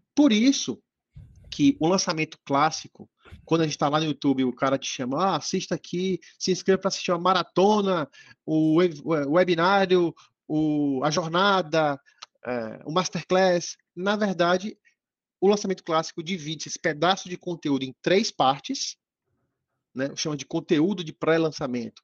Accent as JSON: {"language": "Portuguese", "region": "Bahia", "country": "Brazil", "said": "Eu estou em Salvador, Bahia, né? Sou baiano"}